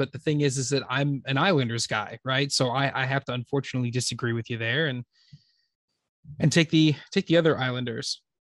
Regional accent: New Jersey, United States; we're from Jersey. A negative 25 is not a number we get to here.

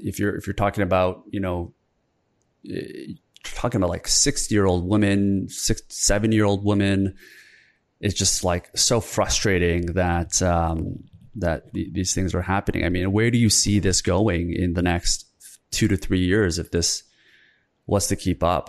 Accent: Canada; also born or lived in South Korea; I grew up in Korea. I was born in Korea until I was seven, moved to Canada

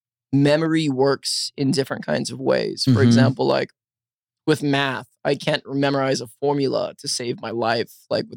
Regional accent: Los Angeles, California, United States; I'm from Los Angeles. So I was living in LA.

